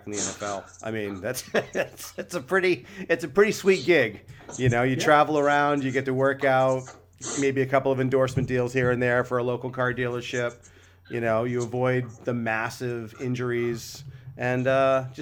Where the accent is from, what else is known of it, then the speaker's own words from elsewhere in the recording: New Hampshire, United States; I grew up in New Hampshire